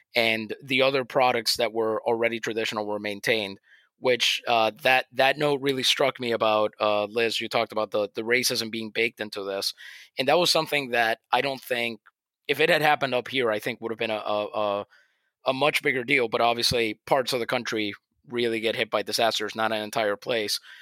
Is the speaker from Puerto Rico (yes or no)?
yes; Puerto Rico; I'm from Puerto Rico